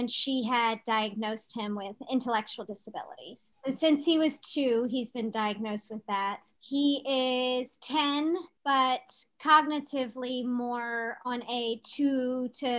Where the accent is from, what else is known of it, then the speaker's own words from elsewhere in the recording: Chesterfield, Virginia, United States; now in Ashland, United States; we both were born and raised in Chesterfield, but currently we live in Ashland.